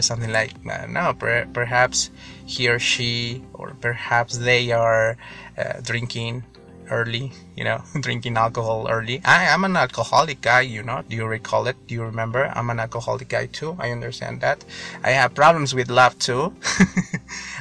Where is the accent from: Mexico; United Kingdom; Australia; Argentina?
Mexico; English is a second language; I'm from Mexico